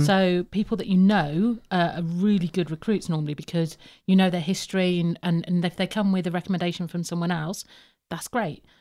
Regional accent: Birmingham, West Midlands, United Kingdom; also born or lived in Plymouth; I am from Plymouth, but I was brought up in Birmingham

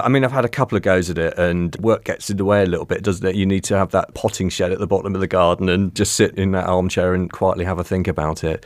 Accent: Cornwall, South West England, United Kingdom; I grew up in Cornwall

